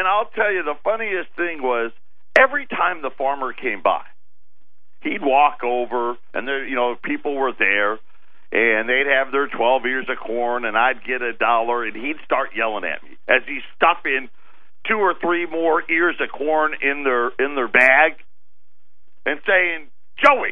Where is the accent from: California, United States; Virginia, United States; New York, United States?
New York, United States; Syracuse; I was born and raised in Syracuse, New York, upstate